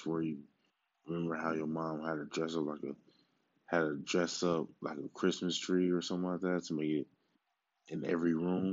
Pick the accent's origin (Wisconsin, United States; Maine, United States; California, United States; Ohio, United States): Wisconsin, United States; Milwaukee; my hometown, Milwaukee